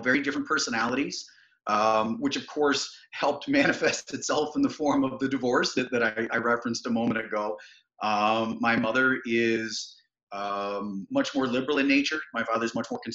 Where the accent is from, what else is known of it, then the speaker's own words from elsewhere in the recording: East Aurora, New York, United States; also born or lived in Colden, New York; Western New York, south of the Buffalo area. Townships of East Aurora and Colden, some nice communities.